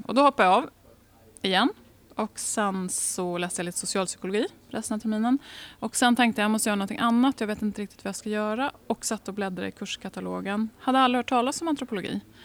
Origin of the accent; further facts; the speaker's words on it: Degerfors, Örebro County, Sweden; now in Uppsala, Sweden; jag har bott i Värmland i nästan tio år av mitt liv